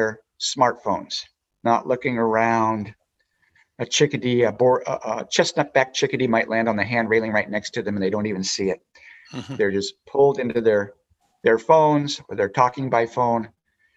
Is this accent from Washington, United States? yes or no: yes; Spokane, Washington, United States; I was raised in Spokane, Washington